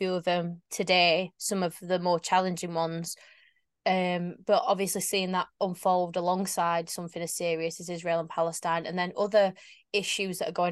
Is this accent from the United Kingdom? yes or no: yes; Sheffield, Yorkshire and the Humber, United Kingdom; I'm from Sheffield